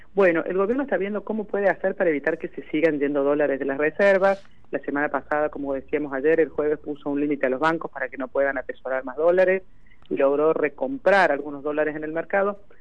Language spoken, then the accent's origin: Spanish; Argentina; somos el país que más plata le debe en todo el mundo al Fondo Monetario Internacional